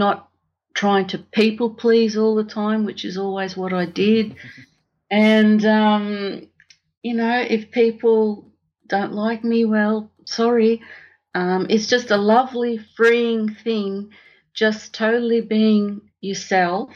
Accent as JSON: {"language": "English", "country": "Australia", "tie": "born or raised there", "also_born_or_lived": "Italy", "said": "I was born in Italy on the way to Australia and, spent my whole life here in Australia."}